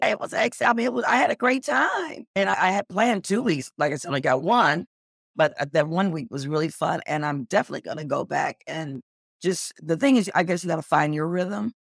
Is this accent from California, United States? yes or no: no; Cleveland, Ohio, United States; also born or lived in New York; now in Los Angeles, United States; I grew up in Cleveland, Ohio, and then I lived in New York